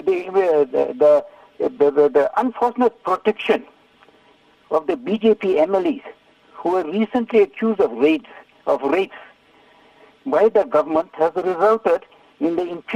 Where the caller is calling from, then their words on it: Ladysmith, KwaZulu-Natal, South Africa; I'm phoning from Lady Smith